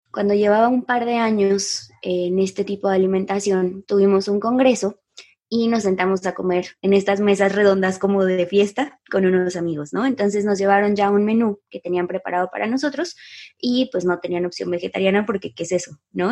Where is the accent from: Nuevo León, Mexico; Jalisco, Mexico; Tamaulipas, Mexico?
Jalisco, Mexico; Guadalajara; moved away as an adult; also born or lived in San Pancho, Nayarit; yo nací en Guadalajara y pues aquí, nacida y crecida